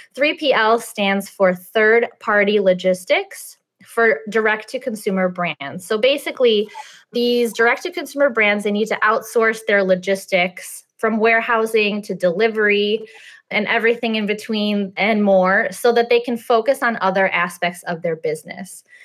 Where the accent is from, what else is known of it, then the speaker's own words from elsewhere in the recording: Russia; also born or lived in Chicago area; now in Chicago, United States; I'm Russian. I was born in Russia